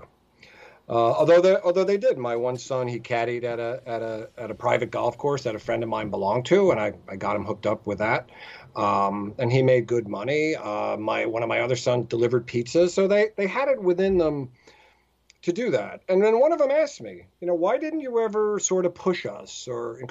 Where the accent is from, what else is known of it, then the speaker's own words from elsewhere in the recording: New Jersey, United States; I grew up in New Jersey